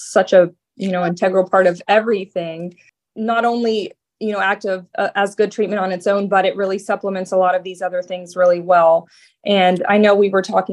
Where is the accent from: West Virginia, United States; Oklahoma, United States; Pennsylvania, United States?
West Virginia, United States; now in Naples, United States; I'm actually from West Virginia too. So not exactly the Midwest, but right there along the border of Ohio.